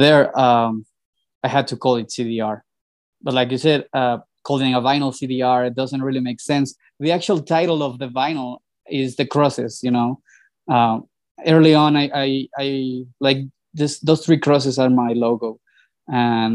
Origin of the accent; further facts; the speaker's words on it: Mexico City, Mexico; I was born and raised here